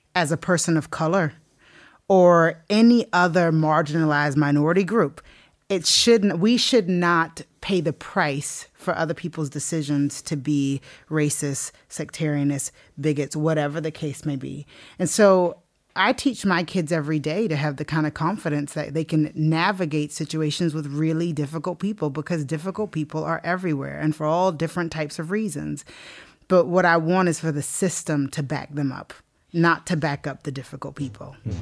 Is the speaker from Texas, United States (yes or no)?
no; South Carolina, United States; moved away as an adult; now in Northern Ireland; I'm from South Carolina.